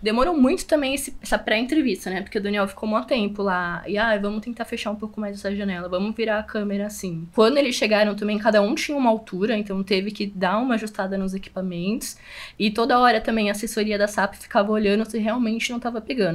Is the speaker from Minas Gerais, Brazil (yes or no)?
no; São Paulo, Brazil; A gente é daqui da capital de São Paulo